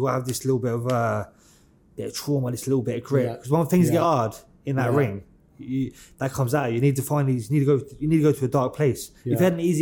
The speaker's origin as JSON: {"language": "English", "town": "Luton", "region": "East of England", "country": "United Kingdom", "said": "I'm from Farley Hill, Council Estate. One of the probably roughest in Luton"}